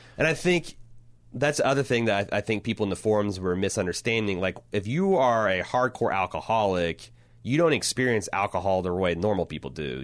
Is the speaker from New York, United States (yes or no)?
no; Indiana, United States; the small towns I grew up in Indiana